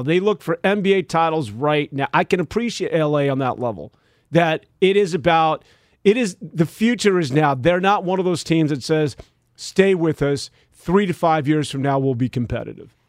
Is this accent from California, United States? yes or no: yes; San Francisco, California, United States; I'm born and raised in San Francisco